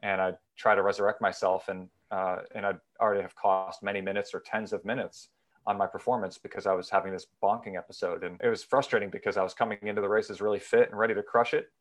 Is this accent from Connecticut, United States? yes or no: yes; Danbury, Connecticut, United States; now in Summit, United States; I'm originally from Danbury, Connecticut. I now live in Summit, New Jersey